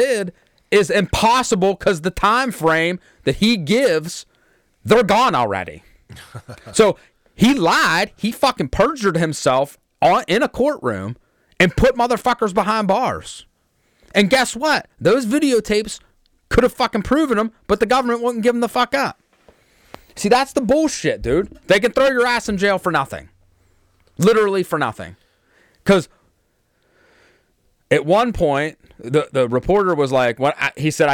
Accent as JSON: {"language": "English", "country": "United States", "said": "as American people"}